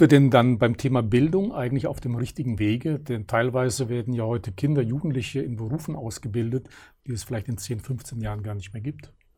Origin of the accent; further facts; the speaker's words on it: Germany; wir Deutschen